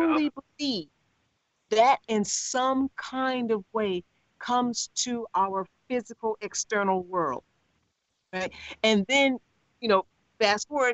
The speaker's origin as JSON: {"language": "English", "town": "Chicago", "region": "Illinois", "country": "United States", "said": "I'm from the South Side of Chicago"}